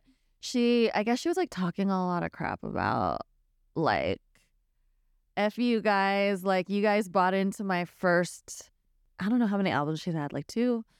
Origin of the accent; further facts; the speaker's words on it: the Bay Area, California, United States; moved away as an adult; also born or lived in Los Angeles; growing up Filipino in the Bay